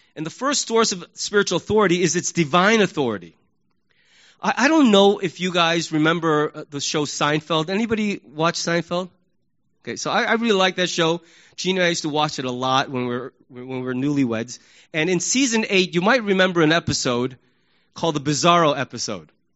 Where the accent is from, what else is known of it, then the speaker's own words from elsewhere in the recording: United States; we Americans